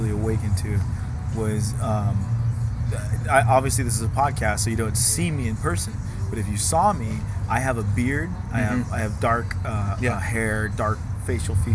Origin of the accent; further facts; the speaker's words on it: United States; accent: American; my American accent